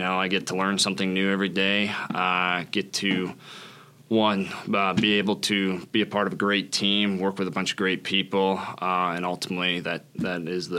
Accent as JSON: {"language": "English", "town": "Springfield", "region": "Nebraska", "country": "United States", "tie": "born or raised there", "said": "originally from Springfield, Nebraska, born and raised there"}